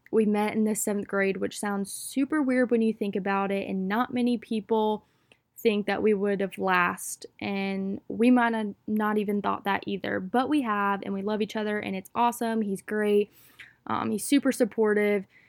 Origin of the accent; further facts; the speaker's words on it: Wilmington, North Carolina, United States; I am from Wilmington, North Carolina, out on the East Coast